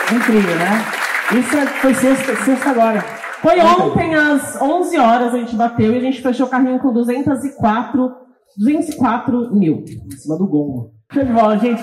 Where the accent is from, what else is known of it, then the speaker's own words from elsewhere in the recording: São Paulo, Brazil; Eu sou de São Paulo.